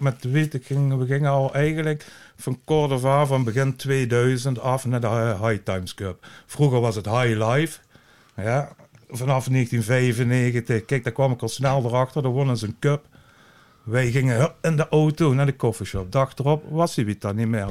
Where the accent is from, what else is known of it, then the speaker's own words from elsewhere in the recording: Netherlands; als Nederlander